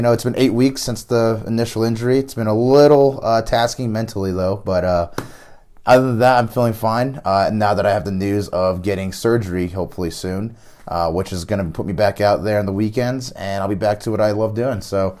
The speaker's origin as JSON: {"language": "English", "town": "Durango", "region": "Colorado", "country": "United States", "said": "I am here from Durango, Colorado."}